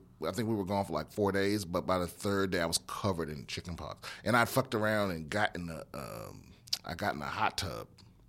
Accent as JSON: {"language": "English", "region": "Maryland", "country": "United States", "tie": "born or raised there", "said": "yeah, Maryland."}